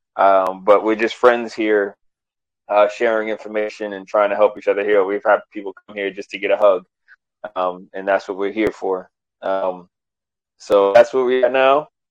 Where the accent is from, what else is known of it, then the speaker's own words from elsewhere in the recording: New York, United States; growing up in New York